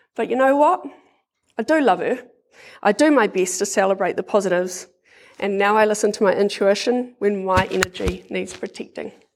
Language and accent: English; Porirua, Wellington, New Zealand; I grew up in Porirua with my brother Sean, mum and dad